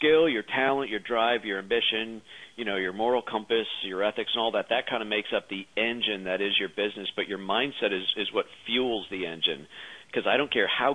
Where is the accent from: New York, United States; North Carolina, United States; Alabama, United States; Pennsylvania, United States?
Pennsylvania, United States; Philadelphia; A fellow native of Philadelphia, my hometown